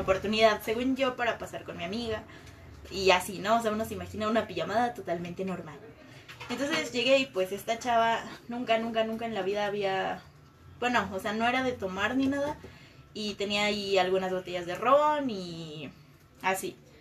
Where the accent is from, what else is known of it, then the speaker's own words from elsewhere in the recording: Mexico City, Mexico; moved away as an adult; now in Morelia, Mexico; soy de la Ciudad de México, tengo como un año viviendo aquí